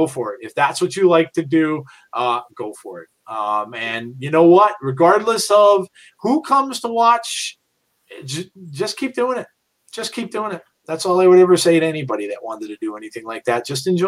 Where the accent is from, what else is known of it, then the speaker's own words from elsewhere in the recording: England, United Kingdom; It might be because I'm English, but I really don't get the fascination in NASCAR.